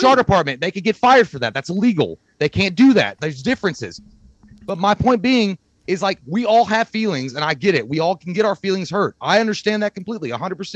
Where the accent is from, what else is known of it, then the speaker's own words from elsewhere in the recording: Kentucky, United States; We're, we're dumb shitheads from Kentucky.